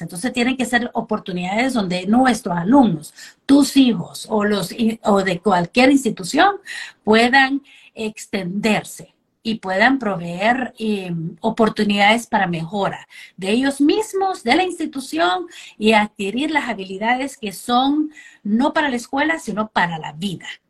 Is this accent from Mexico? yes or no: no; Honduras; also born or lived in United States; Crecí en Honduras